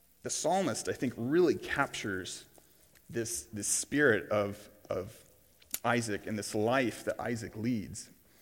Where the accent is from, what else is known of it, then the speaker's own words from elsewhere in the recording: Tulsa, Oklahoma, United States; I grew up here in Tulsa, Oklahoma.